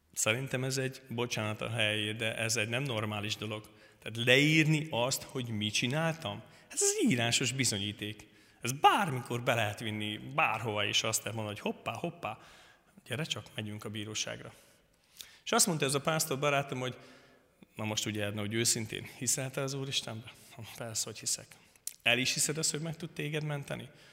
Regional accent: Szentkirály, Hungary; Királyról jöttem. A Szentkirályi közösségben konfirmáltam, születtem

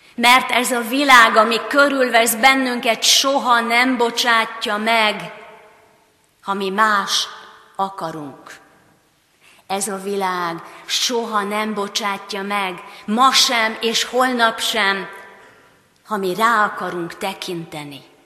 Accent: Hungary; mint magyarok, mint reformátusok

